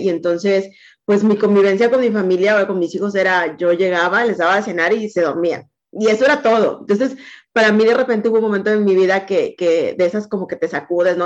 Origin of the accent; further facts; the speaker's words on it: Veracruz, Mexico; moved away as an adult; now in Monterrey, Mexico; yo soy de Veracruz, pero ya tengo 26 años viviendo acá en Monterrey